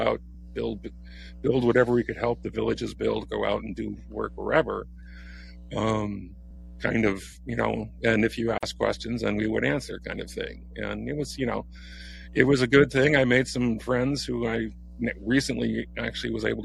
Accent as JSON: {"language": "English", "country": "United States", "said": "an 18-year-old American kid"}